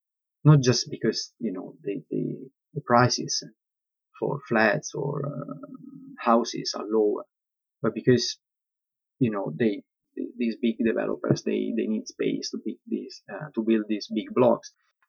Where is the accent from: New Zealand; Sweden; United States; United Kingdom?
United Kingdom; London; I always struggle, you know, to keep a balance between being an architect, being a Londoner.